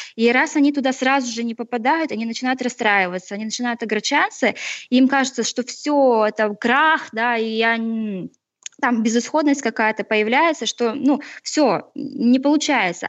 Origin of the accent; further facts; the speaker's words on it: Chelyabinsk, Chelyabinsk Oblast, Russia; родом из Челябинска с Урала